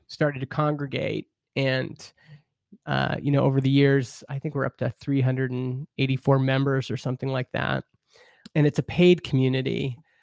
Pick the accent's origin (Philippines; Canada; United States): Canada; I grew up in Canada, we have C B C, which is our public radio